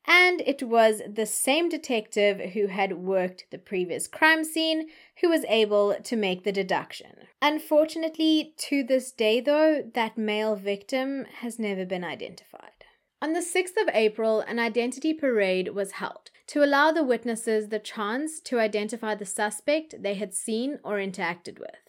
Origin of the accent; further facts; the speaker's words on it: South Africa; as a South African